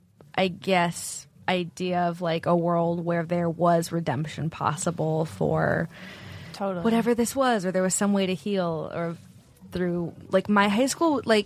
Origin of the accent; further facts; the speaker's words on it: Silicon Valley, California, United States; I grew up in Silicon Valley.